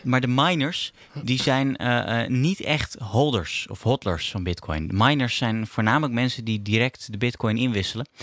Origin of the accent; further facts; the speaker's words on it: Netherlands; als Nederlander